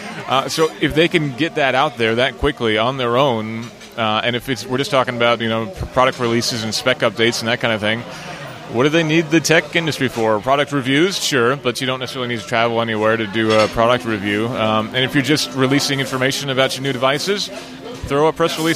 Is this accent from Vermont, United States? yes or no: yes; Vermont, United States; I grew up in Vermont.